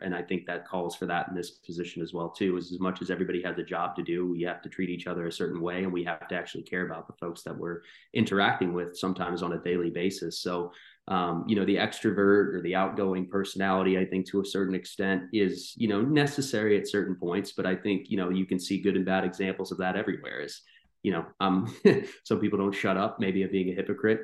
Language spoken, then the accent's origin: English; North Carolina, United States; also born or lived in New Jersey; I grew up here in North Carolina